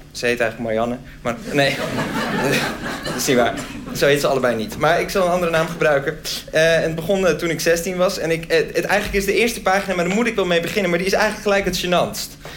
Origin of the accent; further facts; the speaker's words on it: Groningen, Netherlands; Ik kwam zelf uit Groningen